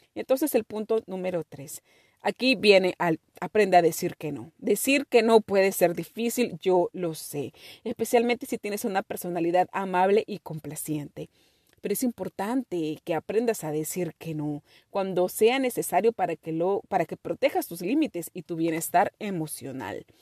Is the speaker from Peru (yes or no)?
yes; Peru; Nuestra cultura, mi cultura, mi familia está basada en todo lo que es la comida y una comida deliciosa. Somos de Perú